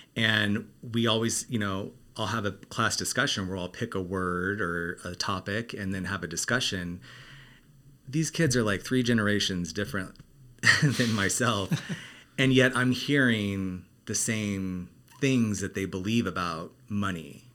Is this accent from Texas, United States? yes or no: no; Arizona, United States; now in Los Angeles, United States; I grew up in Arizona